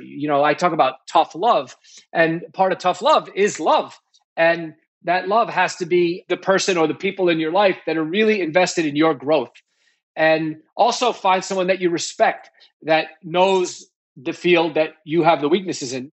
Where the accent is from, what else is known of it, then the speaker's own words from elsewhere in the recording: New York, United States; also born or lived in Nashville, Tennessee; I grew up in New York